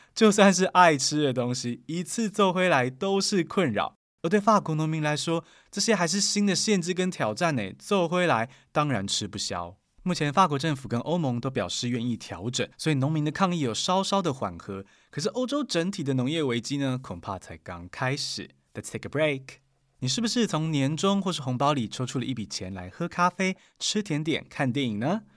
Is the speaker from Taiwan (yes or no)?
yes; Taiwan; 我们台湾人很有感哦